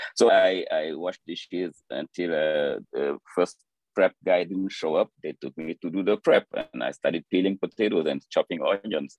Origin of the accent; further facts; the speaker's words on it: Dakar, Senegal; moved away as an adult; now in New York, United States; I, grew up in Dakar, the capital city of Senegal